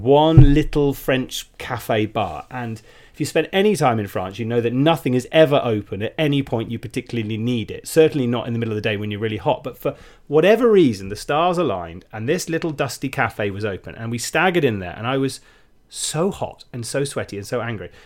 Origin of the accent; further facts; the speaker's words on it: United Kingdom; we're British